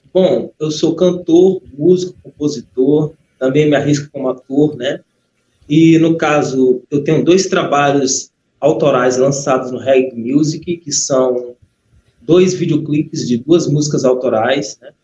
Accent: Brazil; Como bom brasileiro

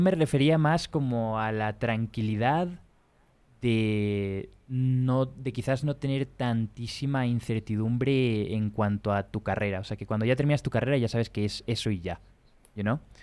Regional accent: Spain; yo soy español o de primer mundo

